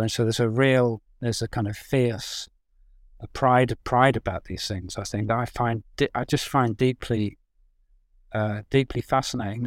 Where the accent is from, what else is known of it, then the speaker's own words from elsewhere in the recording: English village, England, United Kingdom; also born or lived in Birmingham; now in London, United Kingdom; I grew up in the village